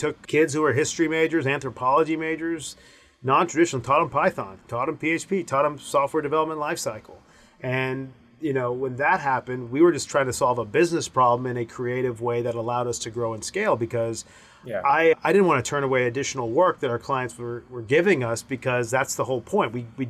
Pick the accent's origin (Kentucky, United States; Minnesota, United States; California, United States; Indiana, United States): Kentucky, United States; Owensboro; I'm my parents are from India. I was born in Owensboro, Kentucky.